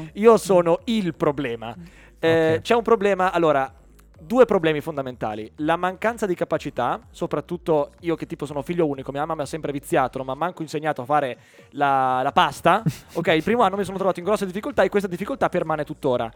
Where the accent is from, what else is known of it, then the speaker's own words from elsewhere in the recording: Mantua, Lombardy, Italy; io vengo da Mantova